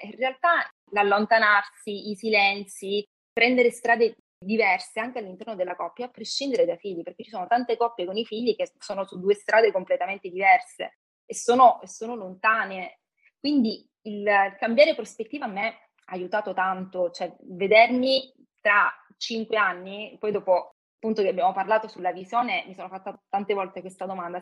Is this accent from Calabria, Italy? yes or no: yes; Calabria, Italy; also born or lived in Milan; now in Rome, Italy; vivo a Roma, sono calabrese ho vissuto per un periodo a Milano